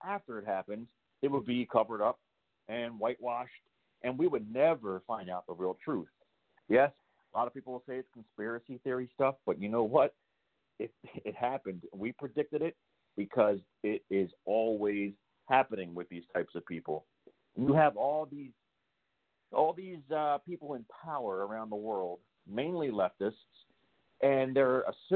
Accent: Maryland, United States; I'm from Maryland, just right above Virginia

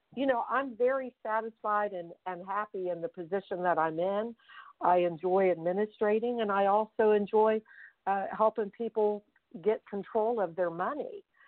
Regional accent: Fairmont, West Virginia, United States; I grew up in Fairmont, West Virginia, and I am one of seven children

